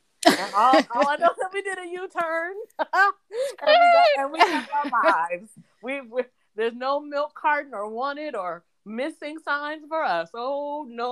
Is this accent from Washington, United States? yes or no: yes; Washington, United States; we're from Washington State. So we're not new to rain.